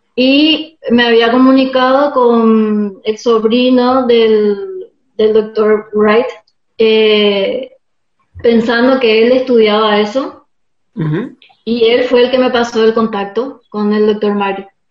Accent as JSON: {"language": "Spanish", "country": "Paraguay", "moved": "yes", "lives_now": "Argentina", "said": "mi país en Paraguay"}